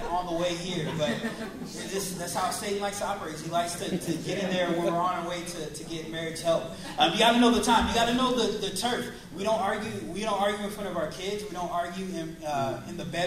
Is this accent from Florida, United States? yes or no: no; Seattle, Washington, United States; we are from Seattle